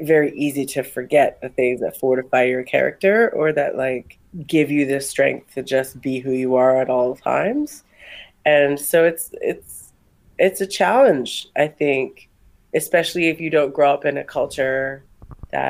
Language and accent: English; Kauai, Hawaii, United States; moved away; I'm from a very small island in the Pacific called Kauai.